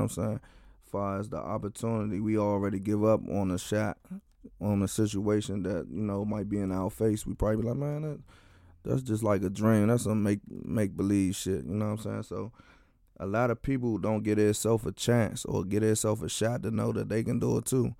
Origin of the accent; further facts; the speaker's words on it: Washington, District of Columbia, United States; I'm from Washington, D C, um, in a Deanwood community.